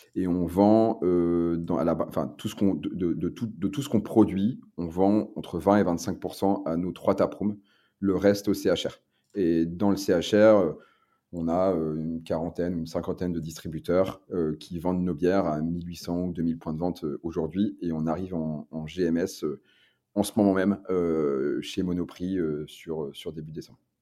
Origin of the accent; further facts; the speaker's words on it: Lille, Hauts-de-France, France; comme je viens du Nord, bah, je, suis lillois, on est à Lille.